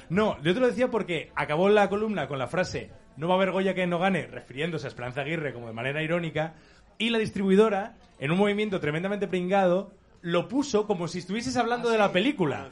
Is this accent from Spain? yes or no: yes; Asturias, Spain; como asturiano que no acaba de encontrar identidad suficiente en Asturias para llevarla por bandera